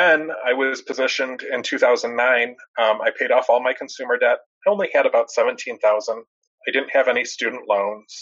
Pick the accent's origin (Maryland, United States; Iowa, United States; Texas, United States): Texas, United States; Dallas; I'm 39 years old. I'm from Dallas, Texas